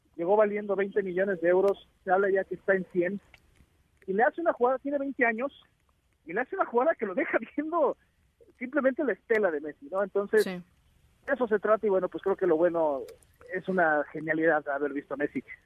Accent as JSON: {"language": "Spanish", "country": "Mexico", "said": "yo soy su primo mexicano"}